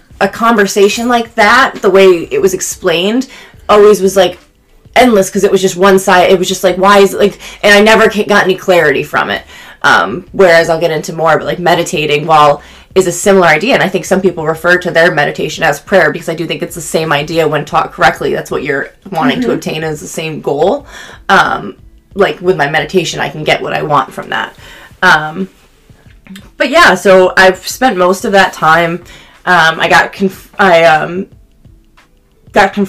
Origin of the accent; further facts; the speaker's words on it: Syracuse, New York, United States; And I'm from Syracuse, New York, but I lived in a small town outside of there